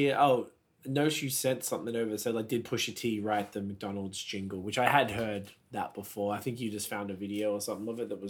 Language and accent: English; Australia; moved away; I'm just Australian.